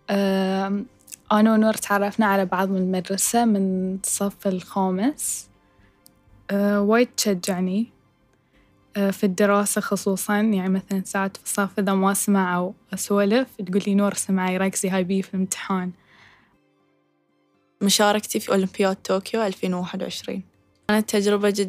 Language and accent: Arabic; Bahrain; أكون إن هاي شرف لي أكون حاملة علم ديرتي البحرين في أكبر محفل رياضي على الإطلاق